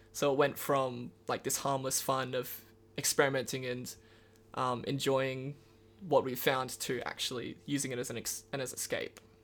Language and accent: English; Karratha, Western Australia, Australia; born or raised there; now in Perth, Australia